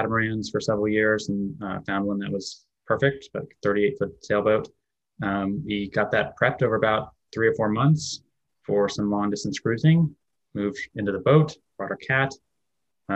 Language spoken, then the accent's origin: English; Anchorage, Alaska, United States; I was born in Anchorage, Alaska. So kind of grew up in a more remote area for a lot of people